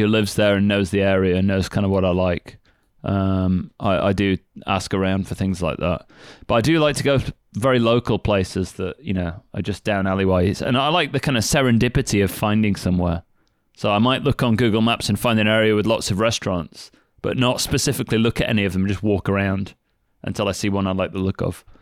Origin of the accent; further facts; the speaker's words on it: United Kingdom; moved away as an adult; now in Kagoshima, Japan; being British